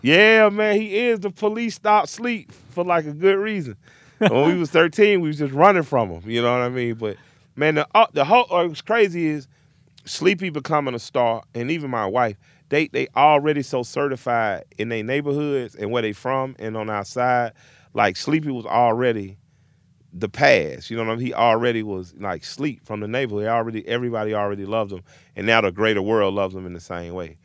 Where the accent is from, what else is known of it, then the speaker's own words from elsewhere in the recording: Atlanta, Georgia, United States; I'm from the South where things are pretty segregated, even if by way of self-segregation, I grew up in an all-black community